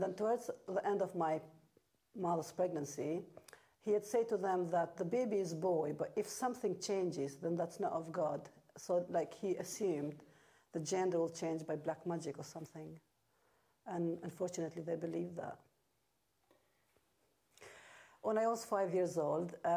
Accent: Albania; English is a second language; moved away as an adult; I come from Albania.

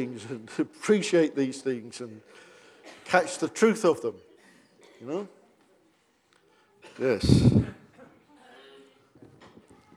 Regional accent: United Kingdom; because we're British

